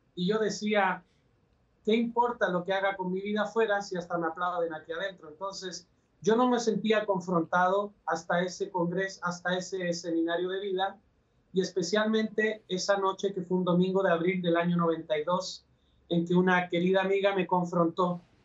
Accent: Valparaíso, Chile; moved away as an adult; also born or lived in Puebla, Mexico; now in Guadalajara, Mexico; yo soy chileno, nací en Valparaíso, el puerto principal de mi país.

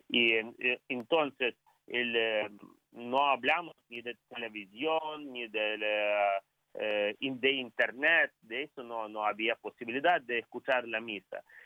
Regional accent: Ukraine; Spanish is a second language; also born or lived in Rome; Soy, puro ucraniano, eh, soy puro ucraniano, no tengo ni familiares eh, de lengua española

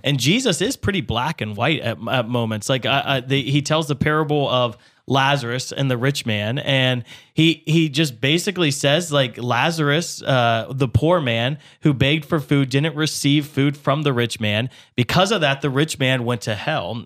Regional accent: United States; as an American, uh, I live wealthier than any other person in the world

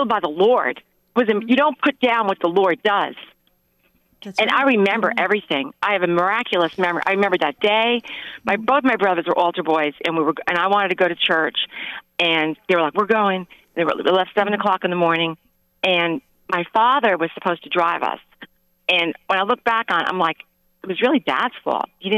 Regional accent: New York, United States; moved away as an adult; now in Huntsville, Alabama, United States; I'm originally from New York

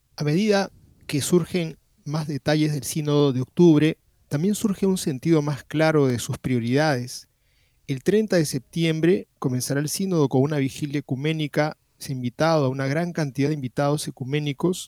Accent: Peru; aquí en el Perú

